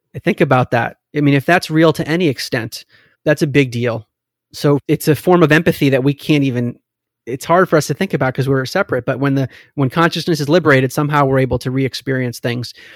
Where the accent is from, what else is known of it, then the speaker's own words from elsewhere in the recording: United States; also born or lived in Maryland; I grew up in America